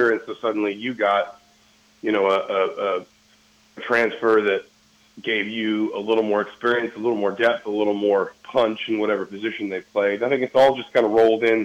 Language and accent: English; Georgia, United States; now in Indiana, United States; I grew up in Georgia